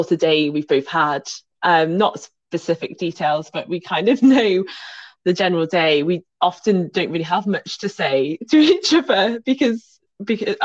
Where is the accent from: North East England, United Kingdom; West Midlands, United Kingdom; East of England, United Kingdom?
West Midlands, United Kingdom; Birmingham; moved away; also born or lived in Kent; I was born in Birmingham